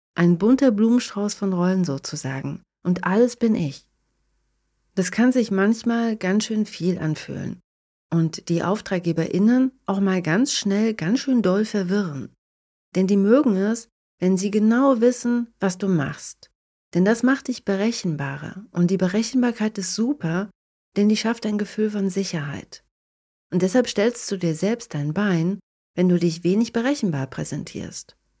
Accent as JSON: {"language": "German", "country": "Germany", "tie": "born or raised there", "moved": "as an adult", "lives_now": "Tampere, Finland", "said": "in meiner alten Heimat zu verbringen und meine Familie und meine Freunde zu sehen"}